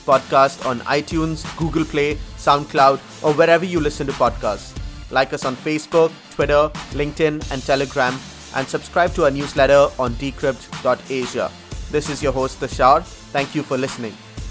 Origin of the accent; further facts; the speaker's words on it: India; I come from India as well